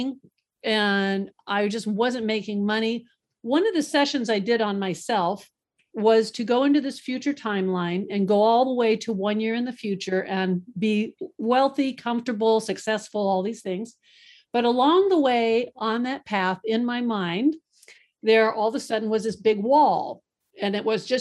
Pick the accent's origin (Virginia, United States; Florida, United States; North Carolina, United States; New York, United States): Florida, United States; Boca Raton; moved away; also born or lived in Kingsburg, California; I actually grew up in Boca Raton, Florida